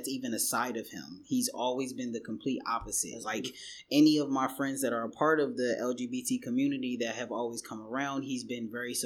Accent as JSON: {"language": "English", "town": "Philadelphia", "region": "Pennsylvania", "country": "United States", "tie": "born or raised there", "moved": "as an adult", "lives_now": "New York City, United States", "said": "I'm born and raised in Philadelphia, Southwest to be exact"}